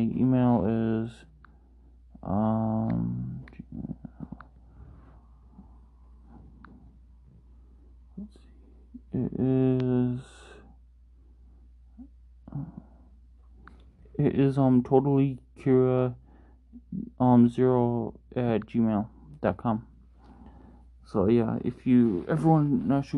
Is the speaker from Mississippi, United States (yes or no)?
no; Minnesota, United States; I'm from Minnesota